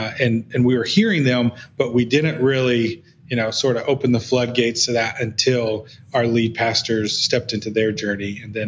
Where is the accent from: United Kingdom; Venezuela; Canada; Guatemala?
Guatemala; my experience growing up in Guatemala in a different culture, in a different context